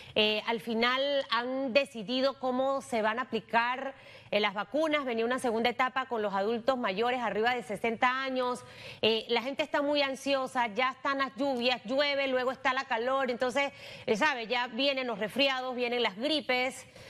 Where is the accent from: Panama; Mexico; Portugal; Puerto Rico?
Panama; somos así los panameños